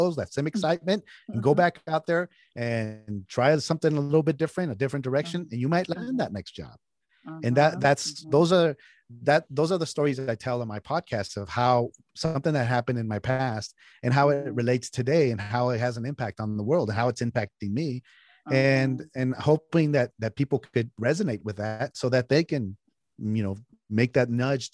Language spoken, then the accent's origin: English; San Jose, California, United States; also born or lived in Mexico; I was raised on a taco truck in California, in San Jose, California, what is Silicon Valley.